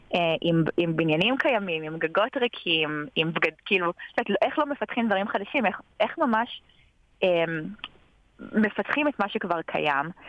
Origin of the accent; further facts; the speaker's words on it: North Carolina, United States; also born or lived in Paris, France; now in Israel; גדלתי בצפון קרוליינה, ועברנו חזרה לארץ, התגייסתי